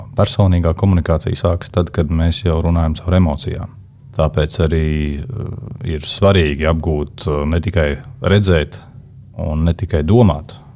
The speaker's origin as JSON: {"language": "Latvian", "town": "Liepāja", "region": "Kurzeme", "country": "Latvia", "tie": "born or raised there", "said": "Es esmu no Liepājas. Liepājā piedzimu kā piektais bērns savā ģimenē"}